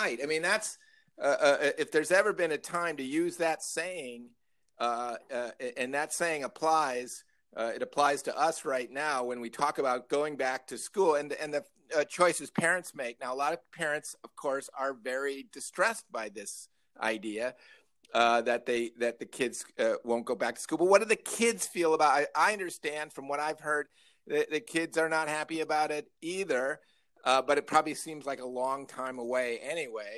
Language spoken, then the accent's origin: English; Northern Illinois, United States; I grew up in Northern Illinois